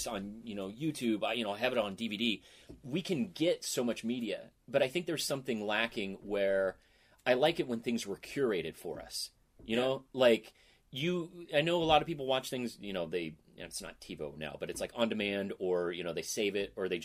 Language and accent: English; Boise, Idaho, United States; moved away; I was growing up in Boise